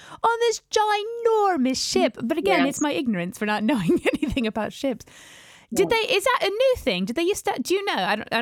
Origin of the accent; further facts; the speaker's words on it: United States; being American